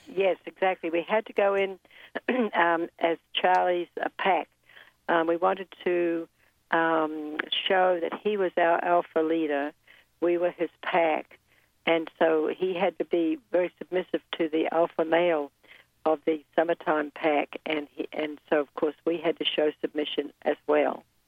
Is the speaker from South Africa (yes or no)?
no; New Zealand; moved away as an adult; also born or lived in Guatemala; now in United States; I was born and raised in New Zealand